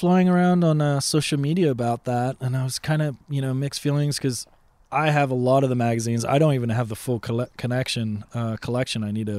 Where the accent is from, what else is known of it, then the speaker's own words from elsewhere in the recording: Boston, Massachusetts, United States; I grew up in Boston at that age. I mean, I moved around for my dad's work